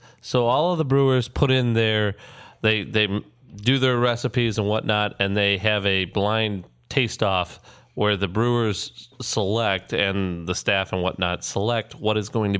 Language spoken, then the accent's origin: English; Midwest, United States; those of us that have grown up in the Midwest